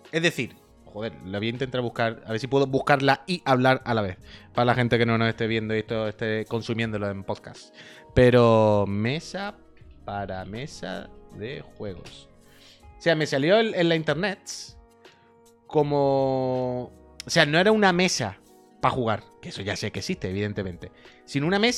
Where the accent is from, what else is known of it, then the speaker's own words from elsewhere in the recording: Andalusia, Spain; que soy andaluz